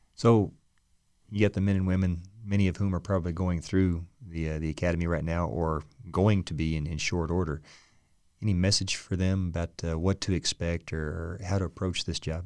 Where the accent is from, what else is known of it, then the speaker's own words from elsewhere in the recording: Muskogee, Oklahoma, United States; I'm an …